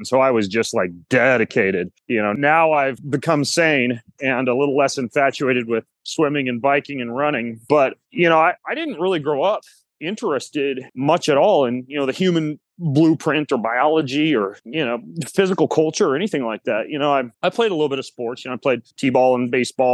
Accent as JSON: {"language": "English", "town": "Lewiston", "region": "Idaho", "country": "United States", "tie": "born or raised there", "also_born_or_lived": "Moscow, Idaho / Spokane", "moved": "as an adult", "said": "I was born in Lewiston, Idaho, and my parents actually homeschooled me there. So I was homeschooled K through 12 down in Lewiston."}